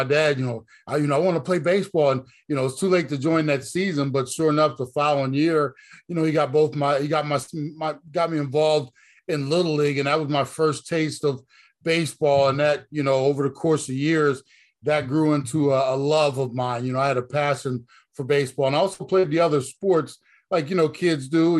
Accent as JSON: {"language": "English", "town": "Browns Mills", "region": "New Jersey", "country": "United States", "tie": "born or raised there", "also_born_or_lived": "Trenton, New Jersey", "said": "I was born and raised over in South Jersey, actually born in Trenton, New Jersey, when I was about 4.5 years old. My mother and father moved me and my brother to a small farm town in South Jersey."}